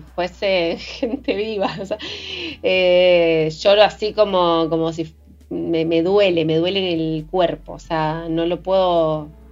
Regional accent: Patagonia, Argentina; mujer latinoamericana, patagónica, pueblerina

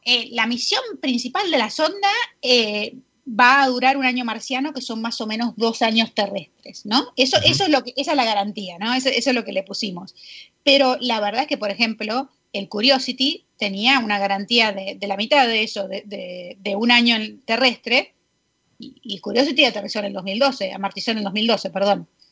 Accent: Buenos Aires, Argentina; moved away as an adult; also born or lived in New Jersey, United States; now in United States; yo soy porteña, eh, crecí allá toda la vida y me vine a Estados Unidos a, eh, empezar la carrera

